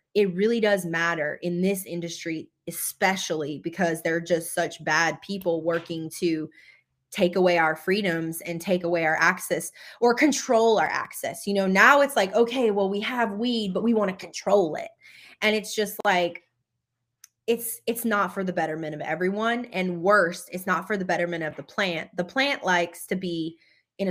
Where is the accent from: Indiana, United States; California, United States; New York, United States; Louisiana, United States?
Louisiana, United States; moved away; growing up in Louisiana in a small town that was predominantly Black, being one of the only people that ever got out of the state in my entire family